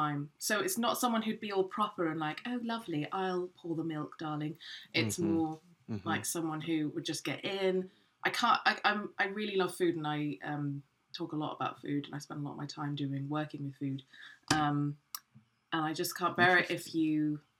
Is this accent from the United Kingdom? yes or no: yes; England, United Kingdom; as an English person